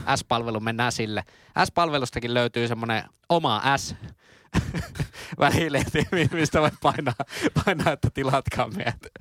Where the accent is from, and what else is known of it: Oulu, North Ostrobothnia, Finland; accent: Oulu dialect